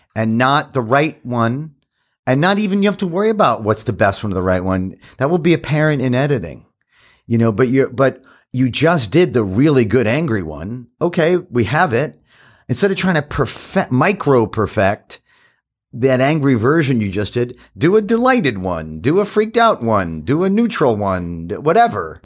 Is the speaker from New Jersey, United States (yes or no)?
no; New York City, New York, United States; I grew up in Queens, in Forest Hills